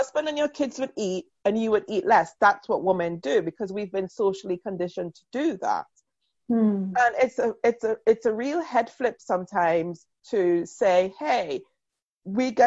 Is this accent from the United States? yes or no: no; Trinidad & Tobago; moved away as an adult; now in United Kingdom; I grew up in Trinidad